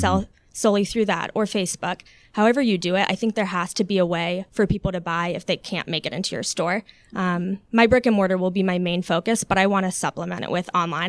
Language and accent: English; Alpharetta, Georgia, United States; also born or lived in Long Island, New York / Florida / Buckhead, Atlanta; when I was three, we moved there and grew up there